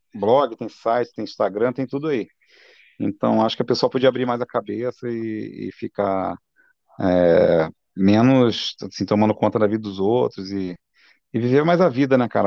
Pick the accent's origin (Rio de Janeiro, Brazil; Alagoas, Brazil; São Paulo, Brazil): Rio de Janeiro, Brazil; Campos dos Goytacazes; moved away; eu sou de Campos, né? Muito orgulho, meus pais também, eu sou da terra